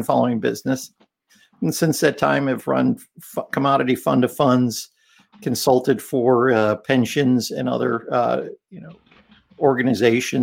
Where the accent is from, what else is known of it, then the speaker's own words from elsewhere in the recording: Chicago, Illinois, United States; growing up in Chicago